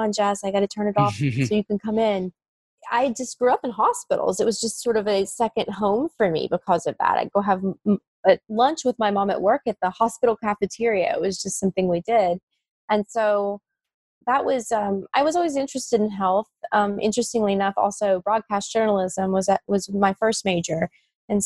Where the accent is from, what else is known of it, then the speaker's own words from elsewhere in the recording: West Virginia, United States; the hospital where I grew up in West Virginia